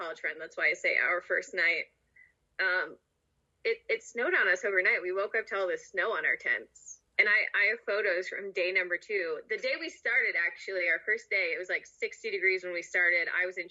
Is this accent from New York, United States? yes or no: yes; Western New York, United States; now in Colorado, United States; I'm from Western New York, so several hours west of the AT through New York